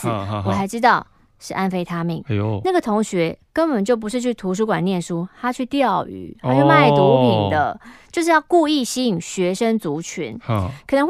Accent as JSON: {"language": "Chinese", "region": "Kaohsiung", "country": "Taiwan", "also_born_or_lived": "Taichung", "said": "因为西尊哈在台中读书，我是高雄人，每个礼拜来回来回来回，精神不好"}